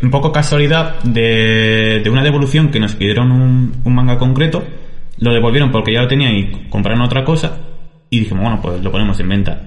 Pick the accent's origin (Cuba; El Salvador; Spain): Spain; Almagro, Castilla-La Mancha; yo quería irme de Almagro